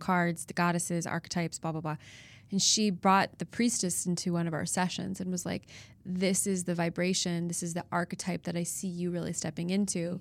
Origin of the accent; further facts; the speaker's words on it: Chicago, Illinois, United States; moved away as an adult; now in Nashville, United States; I'm from Chicago originally and spend most of my life there